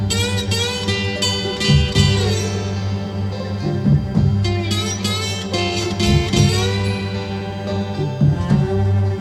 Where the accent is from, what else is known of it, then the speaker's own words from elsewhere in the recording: California, United States; I was born in California